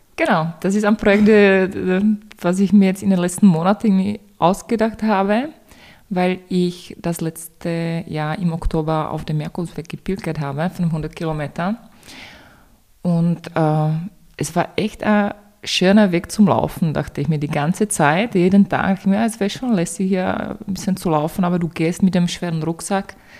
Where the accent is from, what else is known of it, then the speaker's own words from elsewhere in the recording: Czechia; German is a second language; moved away as an adult; now in Vienna, Austria; ich komme ursprünglich aus Tschechien. Ich bin 2015 nach Wien gezogen, eigentlich nur für ein Semester Germanistik und seitdem bin ich hier